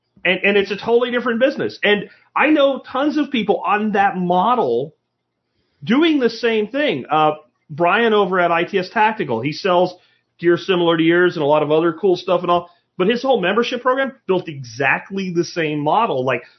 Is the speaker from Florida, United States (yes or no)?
yes; Jacksonville, Florida, United States; Wall ball we used to play with a racquetball when I was growing up in Jacksonville, Florida.